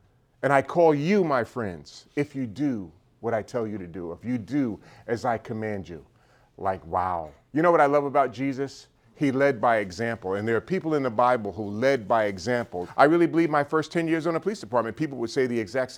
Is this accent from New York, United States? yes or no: yes; New York City, New York, United States; born and raised in New York City, grew up in a pretty dysfunctional family